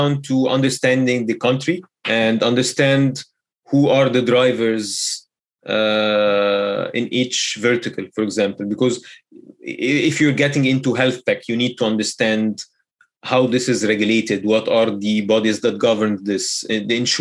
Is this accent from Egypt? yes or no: yes; Egypt; Egypt, of course, being my home country